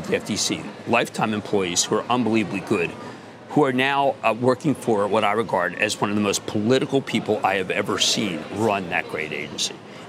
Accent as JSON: {"language": "English", "town": "Philadelphia", "region": "Pennsylvania", "country": "United States", "said": "I'm from Philadelphia"}